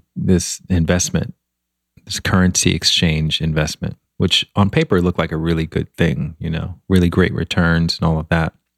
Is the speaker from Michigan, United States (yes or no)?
no; Montgomery, Alabama, United States; moved away as an adult; also born or lived in Washington, D.C. / Chicago; now in Los Angeles, United States; I grew up in Montgomery, Alabama, which is kind of a small town